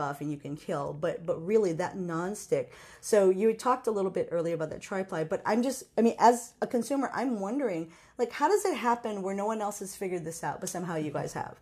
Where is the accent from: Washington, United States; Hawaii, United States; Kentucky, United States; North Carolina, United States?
Hawaii, United States; moved away; I come from Hawaii